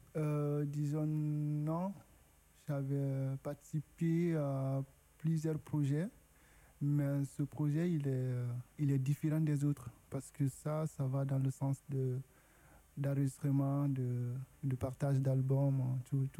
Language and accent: French; Guinea; first language Susu; French is a second language; moved away as an adult; now in France; Je suis originaire de la Guinée, arrivé en France